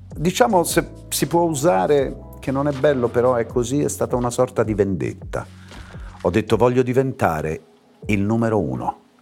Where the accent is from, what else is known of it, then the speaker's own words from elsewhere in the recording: Rome, Lazio, Italy; Io sono di Ostia e la, la pista B25 eh, di Fiumicino decolla proprio sul mare. E da bambini vedevamo questi giganti